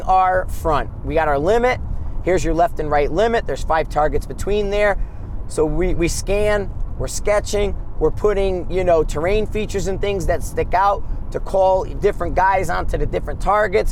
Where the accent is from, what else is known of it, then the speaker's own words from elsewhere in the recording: United States; we're American